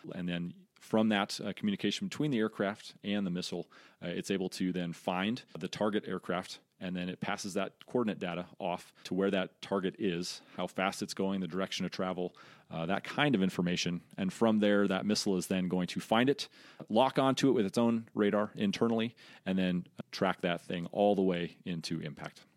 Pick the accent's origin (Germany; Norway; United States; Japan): United States; Colorado; So I'm originally from Colorado. Grew up there